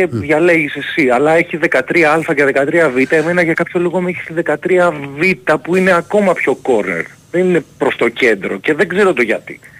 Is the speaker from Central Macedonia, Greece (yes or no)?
no; Kalamata, Peloponnese, Greece; now in Athens, Greece; και μένω Αθήνα πούμε τα τελευταία χρόνια δεν έχω δει δηλαδή είμαι από Καλαμάτα ας πούμε